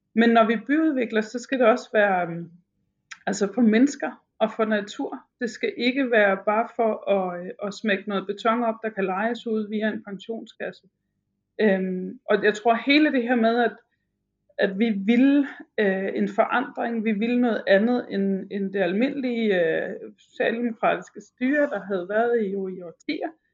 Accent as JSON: {"language": "Danish", "town": "Broager", "region": "Southern Denmark", "country": "Denmark", "moved": "yes", "lives_now": "Albertslund, Denmark", "said": "Broager, hvor jeg kommer fra i Sønderjylland"}